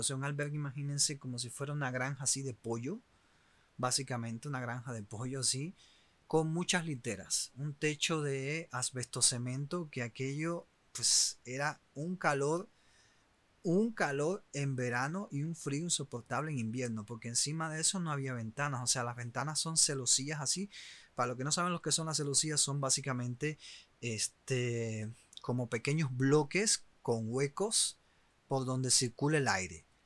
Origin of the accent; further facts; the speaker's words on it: Cuba; moved away; los cubanos que eh, siguen estando en mi país